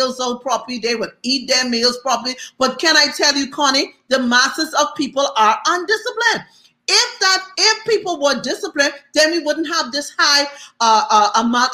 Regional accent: Bahamas; moved away; also born or lived in Atlanta; I was from the Bahamas

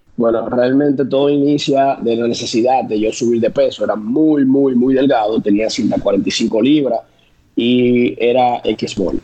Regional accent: San Francisco de Macorís, Duarte, Dominican Republic; en mi pueblo, San eh, Francisco de Macorís

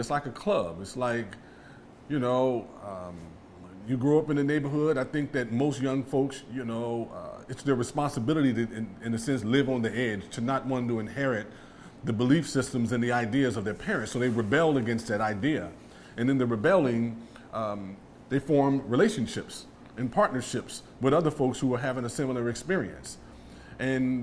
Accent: Los Angeles, California, United States; I was from the Jordan Downs, I was automatically associated with being from Grape Street

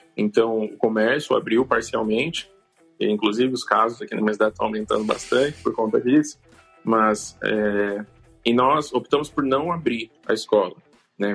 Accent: Bauru, São Paulo, Brazil; eu sou de Bauru, tenho uma escola é, em Bauru

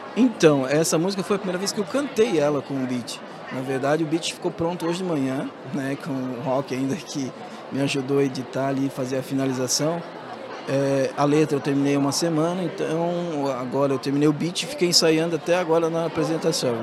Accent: Santa Catarina, Brazil; somos é, originários aqui desse estado de Santa Catarina.

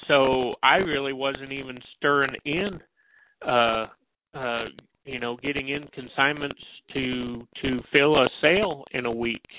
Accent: South Dakota, United States; moved away as an adult; also born or lived in Tulsa, Oklahoma; growing up in South Dakota

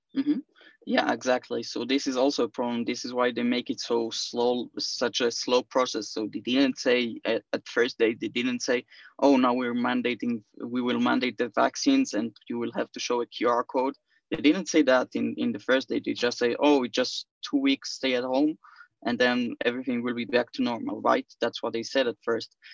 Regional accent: Israel; I'm from Israel

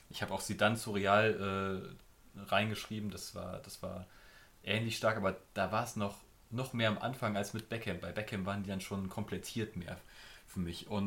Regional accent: Germany; Damit kann ich als Deutscher, glaube ich

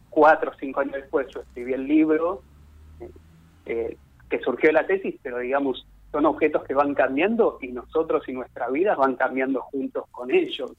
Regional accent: Buenos Aires, Argentina; yo soy de, Autónoma de Buenos Aires

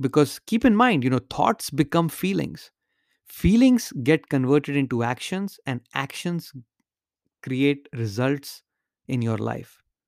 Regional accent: India; moved away as an adult; now in United States; when I was growing up in India

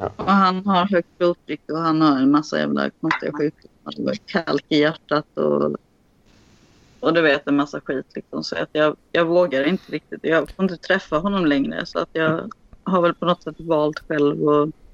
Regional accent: Sweden; I'm from Sweden

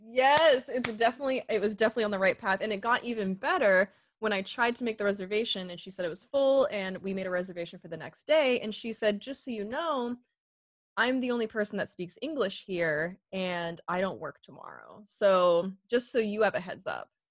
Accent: Sarnia, Ontario, Canada; accent: Canadian; moved away as an adult; also born or lived in Toronto; now in Los Angeles, United States; growing up in Sarnia

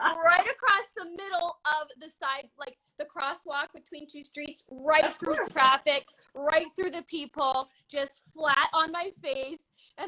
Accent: Canada; I'm an actor from Canada

